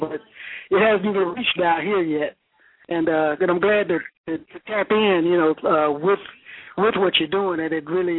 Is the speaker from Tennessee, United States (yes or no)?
yes; Chattanooga, Tennessee, United States; moved away as an adult; now in Jacksonville, United States; my hometown in Chattanooga, Tennessee